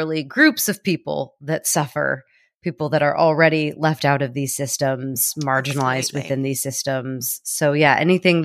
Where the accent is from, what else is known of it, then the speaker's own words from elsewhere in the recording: United States; an American